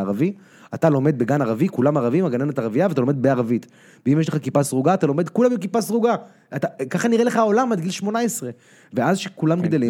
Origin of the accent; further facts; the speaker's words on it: Tel Aviv, Tel Aviv District, Israel; also born or lived in United States; אני גדלתי פה במרכז צפון ישן